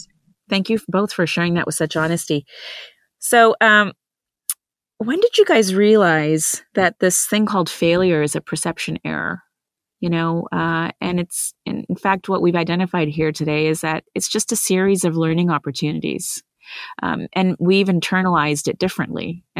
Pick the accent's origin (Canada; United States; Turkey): Canada; Vancouver, British Columbia; also born or lived in India; I'm an immigrant. I was born in India. I grew up in Vancouver, BC. Huge Indian settling community there.